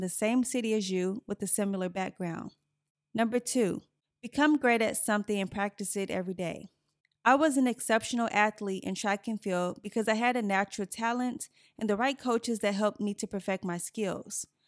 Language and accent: English; Gary, Indiana, United States; moved away; I grew up in Gary, Indiana